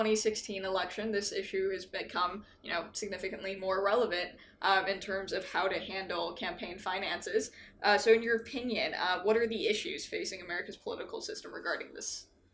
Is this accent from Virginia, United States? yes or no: no; Texas, United States; I'm from Texas.